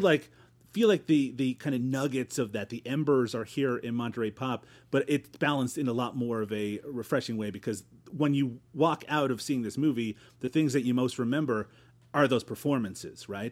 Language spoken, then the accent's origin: English; Newfoundland and Labrador, Canada; also born or lived in Ontario; now in Peterborough, Canada; I grew up in Newfoundland